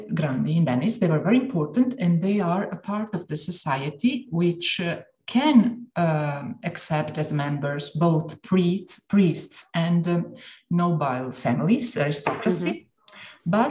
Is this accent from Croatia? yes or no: yes; Dalmatia, Croatia; Since I come from Dalmatia, every now, mm-hmm. and now and then I say, okay, maybe I got the wrong scuola, but I could belong to both of them.